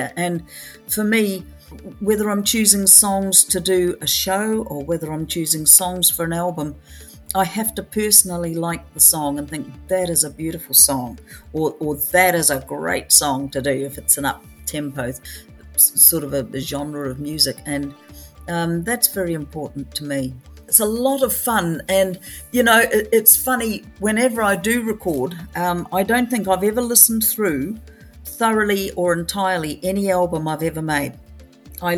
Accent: Southland, New Zealand; I'm a southerner, I come from Southland

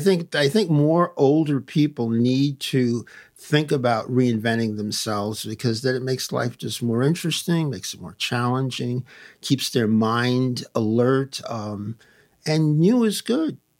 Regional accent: New York City, New York, United States; born or raised there; moved away as an adult; also born or lived in Massachusetts; now in Lakewood, United States

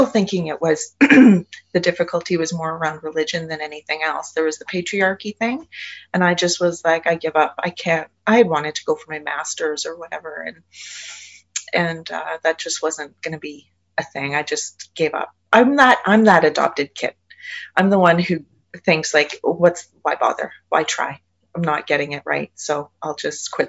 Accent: Canada; I'm Canadian

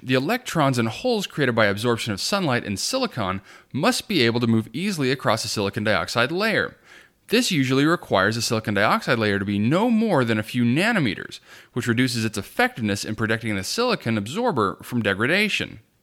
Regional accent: New Mexico, United States; my home state of New Mexico

